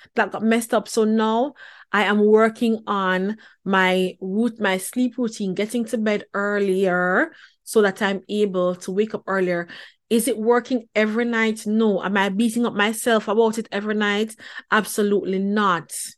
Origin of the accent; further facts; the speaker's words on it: Jamaica; moved away; born and raised in the Pentecostal church back in Jamaica